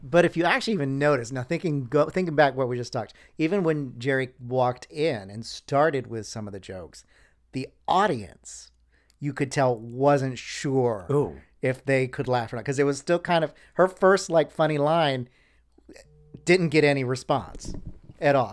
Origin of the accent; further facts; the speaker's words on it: New Smyrna Beach, Florida, United States; also born or lived in Panama City, Florida / Orlando, Florida; I grew up mostly in the Daytona New Smyrna Beach area